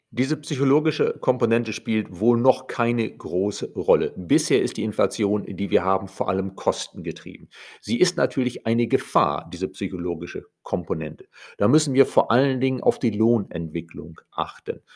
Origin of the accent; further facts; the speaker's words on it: Germany; bei uns in Deutschland